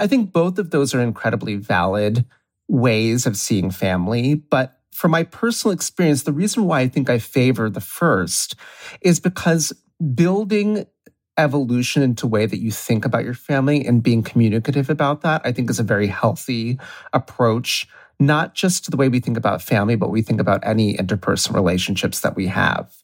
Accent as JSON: {"language": "English", "region": "Ohio", "country": "United States", "moved": "yes", "lives_now": "New York, United States", "said": "I'm from Ohio."}